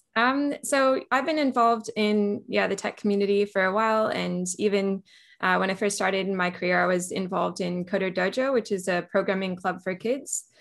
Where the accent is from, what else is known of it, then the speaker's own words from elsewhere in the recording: California, United States; moved away as an adult; also born or lived in Australia; now in Melbourne, Australia; I am originally from California, so I was born and raised in California, went to university there